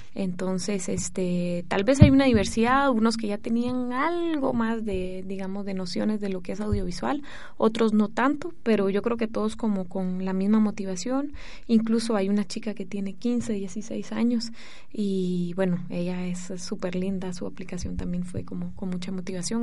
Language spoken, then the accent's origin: Spanish; Costa Rica; moved away as an adult; now in Guatemala; soy de padre guatemalteco y de madre francesa, pero crecí en Costa Rica. Y hace cuatro años que vivo en Guatemala